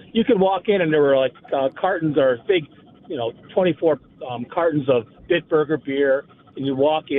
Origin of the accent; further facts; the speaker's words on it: United States; as an American